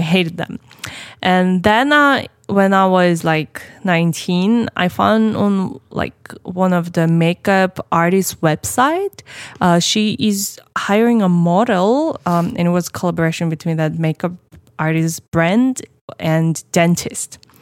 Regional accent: Uzbekistan; moved away; I was raised in Uzbekistan

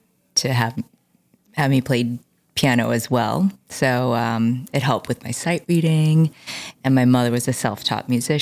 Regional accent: Chicago, Illinois, United States; I was actually born and raised in Lincoln Park.

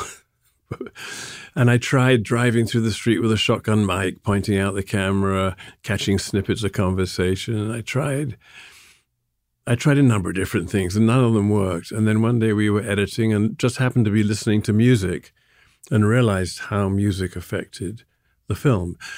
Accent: Sussex, South East England, United Kingdom; also born or lived in London; now in New York, United States; I was born in London and I moved to Sussex when I was three or four

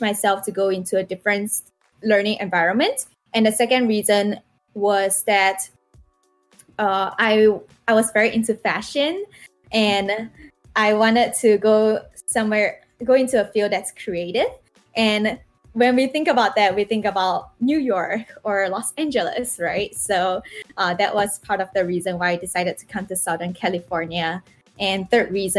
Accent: Singapore; moved away as an adult; now in United States; in Singapore

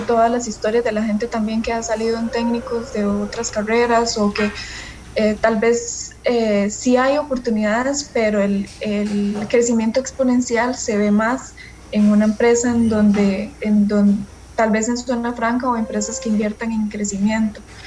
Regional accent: San José, Costa Rica; yo sí nací en, en San José

